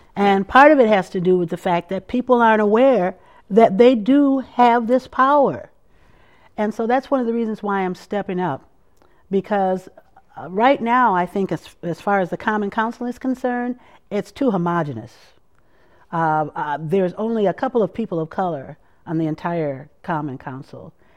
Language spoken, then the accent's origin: English; Madison, Wisconsin, United States; also born or lived in Minneapolis, Minnesota / Saint Paul, Minnesota / Birmingham, Alabama / Washington, D.C.; I grew up in South Madison, and I currently live in my parents' home on the street where I grew up